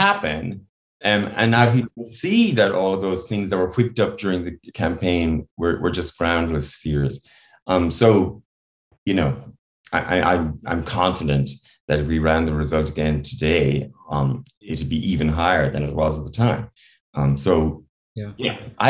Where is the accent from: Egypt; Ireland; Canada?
Ireland; I grew up in Ireland in the 70s